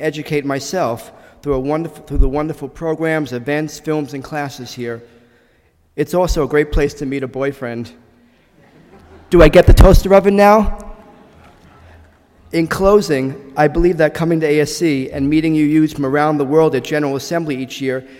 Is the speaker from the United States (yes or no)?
yes; New York City, New York, United States; moved away as an adult; now in Boston, United States; I was born in the Gravesend section of Brooklyn, New York, on April 26, 1963. And at age 13, I was bar mitzvahed